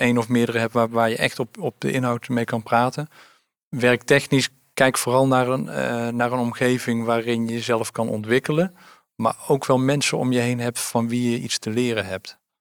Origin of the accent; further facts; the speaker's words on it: Oosterhout, North Brabant, Netherlands; ik ben ehm, eh, geboren en getogen in Oosterhout